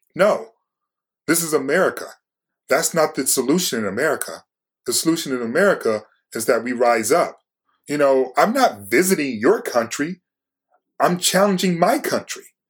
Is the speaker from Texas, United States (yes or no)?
no; Detroit, Michigan, United States; I'm from Detroit